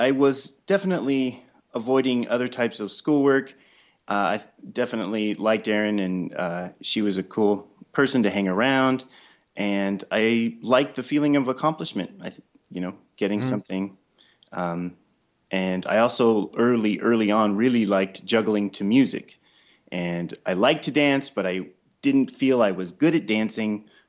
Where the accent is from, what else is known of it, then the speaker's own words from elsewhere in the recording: California, United States; also born or lived in Colorado Springs; I was born in Colorado Springs and then moved to California really early. And then I've lived in several different cities, such as Santa Barbara as a child, and then the Bay Area, Foster City, San Francisco area, Sacramento.